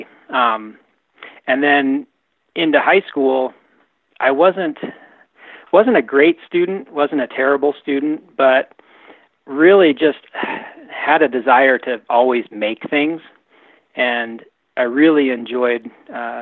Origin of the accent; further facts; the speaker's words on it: just outside of Portland, Oregon, United States; I grew up just outside of Portland, Oregon, about 20 miles southwest.